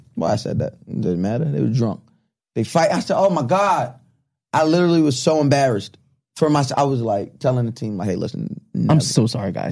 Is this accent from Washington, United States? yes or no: no; Long Island, New York, United States; also born or lived in Deer Park; growing up on Long Island